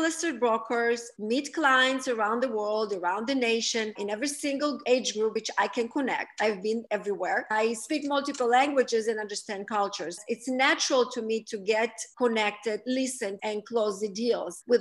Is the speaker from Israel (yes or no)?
yes; Israel; moved away as an adult; also born or lived in Russia; now in Miami, United States; I was born in Russia, raised in Israel